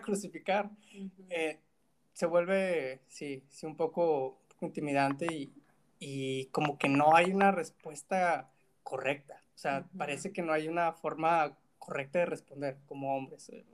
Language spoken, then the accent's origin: Spanish; Monterrey, Nuevo León, Mexico; crecí en Monterrey